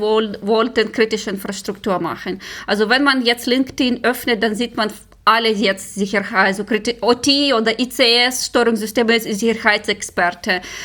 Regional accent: Ukraine; German is a second language; moved away; ich komme aus der Ukraine, ich bin dort geboren und äh, gewachsen

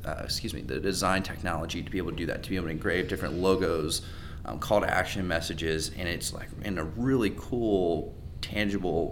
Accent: Raleigh, North Carolina, United States; I grew up in Raleigh, which is, you know, very entrepreneurial market

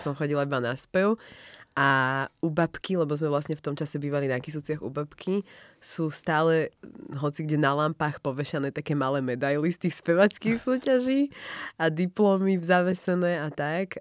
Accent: Slovakia; my samozrejme sme vyrastali a narodili sa na Slovensku, takže my sme proste Slováci

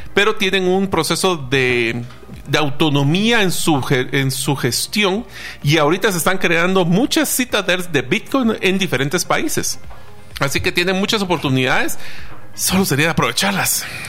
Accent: Guatemala; nosotros como guatemaltecos

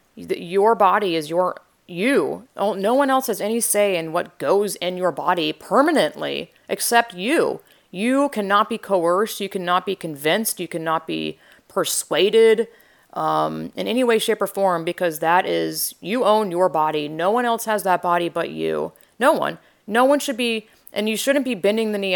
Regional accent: Georgia, United States; I'm from the South, Georgia

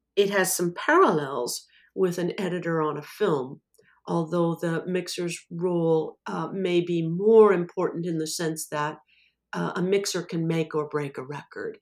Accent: Anaheim, California, United States; I was born and raised in Anaheim, California

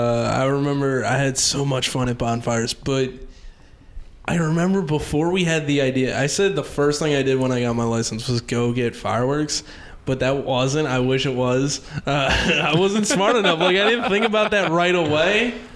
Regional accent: Baltimore, Maryland, United States; now in New York, United States; I grew up in Baltimore, which is, like, the heroin place.

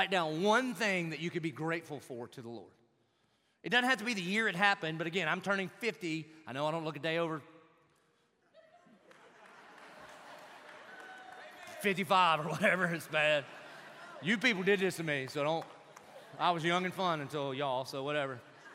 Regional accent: Southern, United States; Being Southern

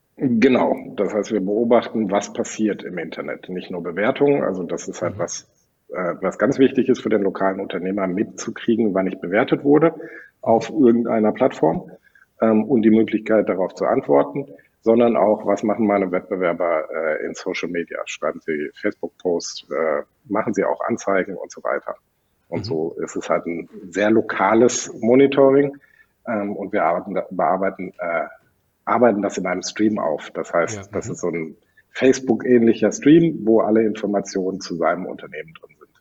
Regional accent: Sauerland, North Rhine-Westphalia, Germany; now in Cologne, Germany; Ich bin in einem französischen Restaurant aufgewachsen im Sauerland.

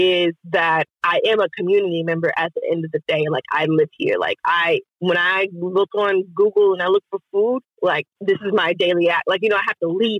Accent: Pearland, Texas, United States; now in Houston, United States; I'm from Pearland and I was raised off of Cullen.

